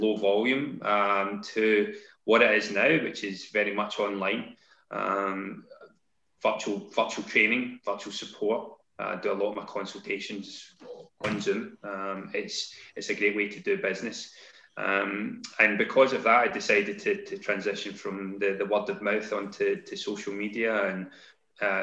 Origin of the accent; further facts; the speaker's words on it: Glasgow, Scotland, United Kingdom; moved away as an adult; also born or lived in London; now in Kent, United Kingdom; So I'm based in Kent, despite the strange accent. I moved down from Glasgow.